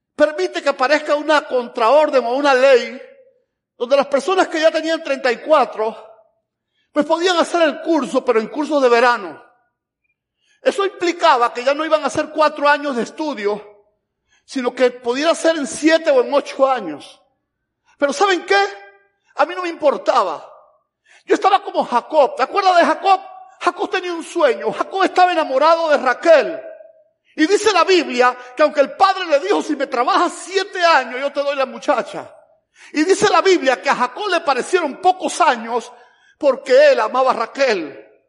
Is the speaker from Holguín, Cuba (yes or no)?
no; Camagüey, Cuba; moved away as an adult; also born or lived in Havana, Cuba / Tennessee, United States; now in Georgia, United States; vengo de Camagüey